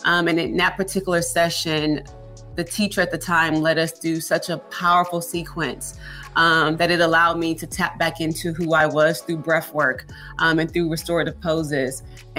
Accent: Houston, Texas, United States; No, born and raised in Houston, Texas.

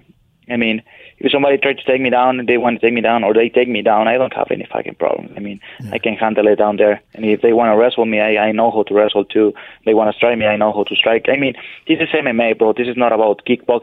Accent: Parral, Chihuahua, Mexico; moved away; also born or lived in Ciudad Juárez; I grew up in Parral, Chihuahua, in Mexico

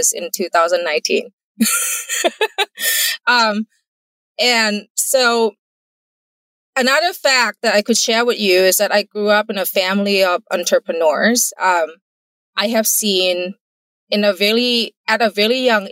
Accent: Thailand; English is a second language; moved away as an adult; now in United States; I'm not born in the US. English is my second language. I grew up in Thailand

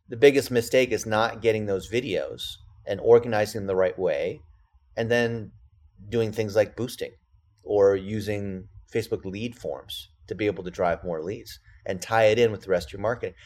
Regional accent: California, United States; English is a second language; I'm an A B C, which that means American born Chinese, and I didn't speak English when I started.

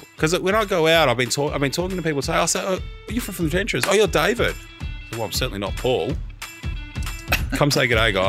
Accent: Melbourne, Victoria, Australia; I was asked, where are you from? Melbourne.

